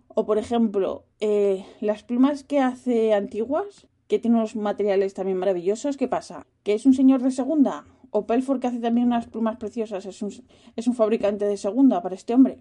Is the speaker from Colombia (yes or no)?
no; Spain; now in Netherlands; yo vengo de España